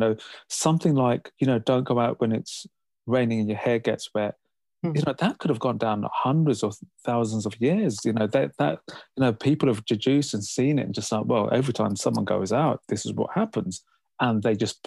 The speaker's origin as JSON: {"language": "English", "region": "London", "country": "United Kingdom", "tie": "born or raised there", "said": "growing up in London"}